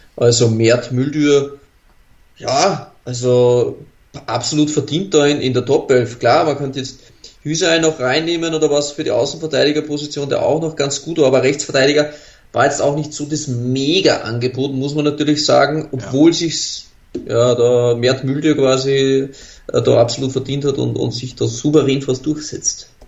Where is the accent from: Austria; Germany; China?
Austria; als Österreicher